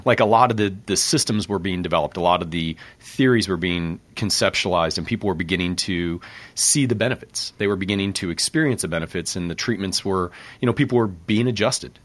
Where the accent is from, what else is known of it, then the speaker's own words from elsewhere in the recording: Grand Rapids, Michigan, United States; I grew up in Grand Rapids there